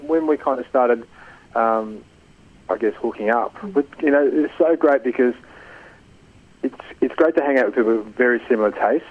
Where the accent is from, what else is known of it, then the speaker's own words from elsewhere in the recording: Italy; moved away; growing up in Italy, I just remember when we used to go away in August. You know, we'd go down to Malfi Coast